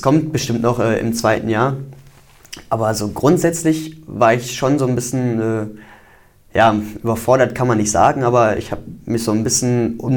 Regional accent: Wesel, North Rhine-Westphalia, Germany; Ich komme aus dem Raum Wesel

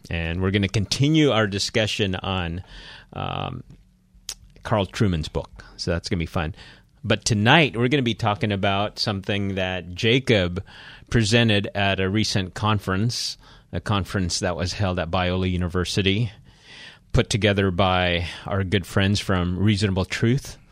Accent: Philippines; So, I'm Filipino here.

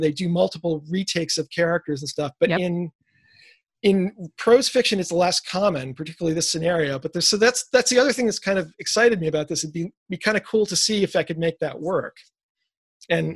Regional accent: New York City, New York, United States; growing up in New York City

